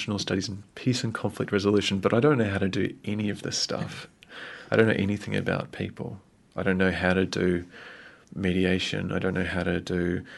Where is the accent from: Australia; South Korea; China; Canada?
Australia; also born or lived in Vanuatu; now in New Zealand; I was born in Australia. My parents were living in Vanuatu at the time, and they flew to Brisbane